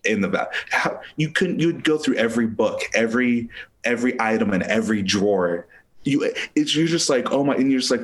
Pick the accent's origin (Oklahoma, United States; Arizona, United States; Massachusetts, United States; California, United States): Oklahoma, United States; Tulsa; born or raised there; also born or lived in Springfield, Missouri